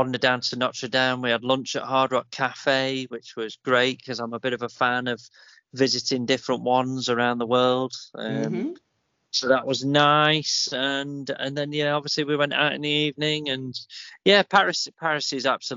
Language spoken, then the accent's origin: English; England, United Kingdom; I'm English